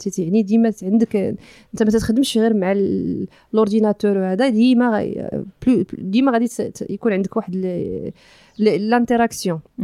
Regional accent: Tiznit, Souss-Massa, Morocco; also born or lived in Belgium / Marrakesh; رجعنا فاش كنت كنقرا يعني في الثالث ابتدائي رجعنا لمدينه تيزنيت

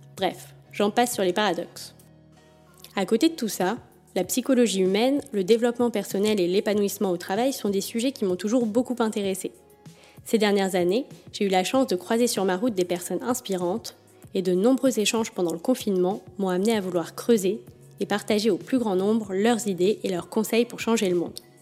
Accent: Paris, Île-de-France, France; je suis née à Paris et j'y ai toujours vécu, ou presque.

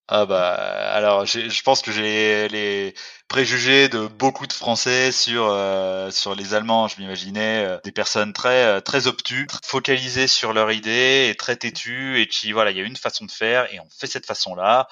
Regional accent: Provence-Alpes-Côte d'Azur, France; moved away as an adult; also born or lived in Toulouse / Paris / Mauritius; now in Berlin, Germany; je suis originaire du sud-est euh, des Alpes-Maritimes. J'ai étudié, euh, bah, j'ai étudié jusqu'au lycée là-bas

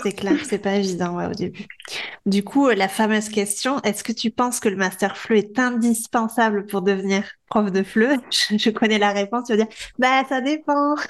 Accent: France; moved away as an adult; now in Barcelona, Spain; on est français

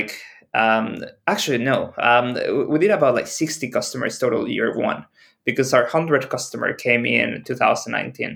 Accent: Mexico; moved away as an adult; also born or lived in Shenzhen, China / Mexico City / United Kingdom; Originally, I'm from Mexico

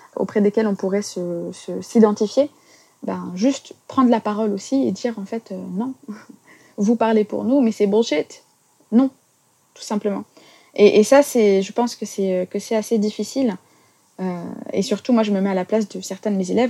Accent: France; On, est musulmans, on est français, on est citoyens

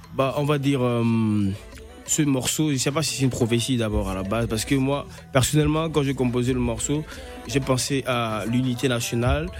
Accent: southern Gabon, Gabon

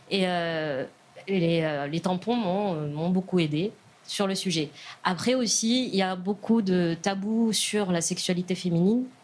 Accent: Casablanca, Casablanca-Settat, Morocco; moved away; moi, j'ai grandi au Maroc, donc je suis née au Maroc, à Casablanca

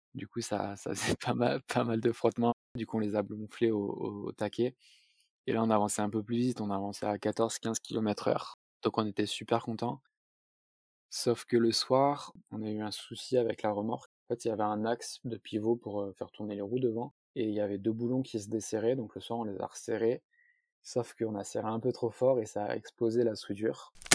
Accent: south-east France, France; je suis originaire du sud-est de la France

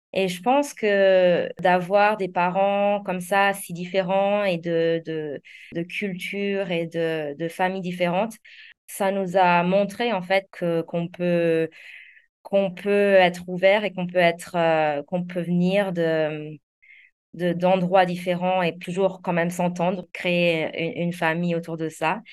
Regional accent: Alsace, Grand Est, France; moved away as an adult; also born or lived in London; now in Zanzibar, Tanzania; je suis née et j'ai grandi en Alsace, euh, dans un petit village

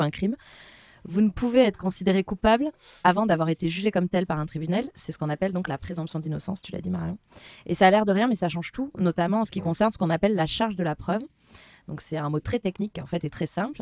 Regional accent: France; on est français

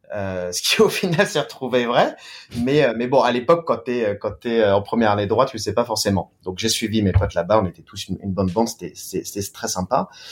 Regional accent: France; moved away as an adult; also born or lived in Beijing, China / Shanghai, China; now in China; en tant que Français, en tant que Latin

